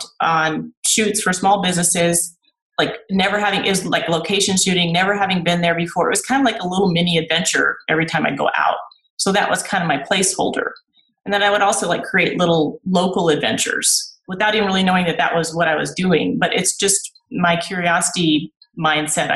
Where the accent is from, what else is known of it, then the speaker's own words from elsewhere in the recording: Houston, Texas, United States; moved away as an adult; also born or lived in Iowa / Austin, Texas / Northern California; now in Todos Santos, Mexico; I grew up in Texas, in Houston